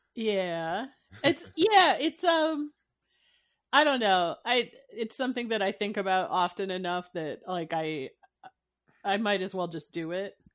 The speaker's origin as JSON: {"language": "English", "region": "Michigan", "country": "United States", "said": "I'm from Michigan"}